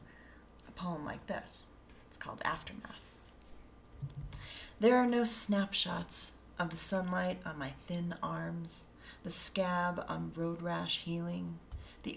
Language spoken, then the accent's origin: English; Colorado, United States; also born or lived in Denver; me growing up in Colorado